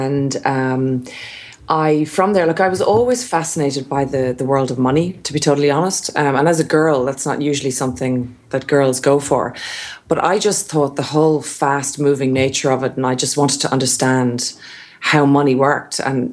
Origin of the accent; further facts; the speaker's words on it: Portarlington, Leinster, Ireland; moved away as an adult; now in Australia; I was born in a town called Port Arlington in County Laois in Ireland.